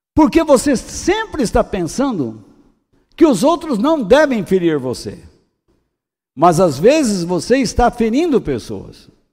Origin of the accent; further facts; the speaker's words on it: Brazil; eu sou brasileiro